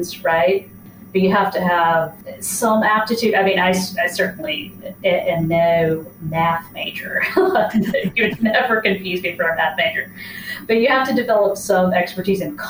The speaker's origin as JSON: {"language": "English", "region": "Mississippi", "country": "United States", "moved": "yes", "said": "I'm from Mississippi originally"}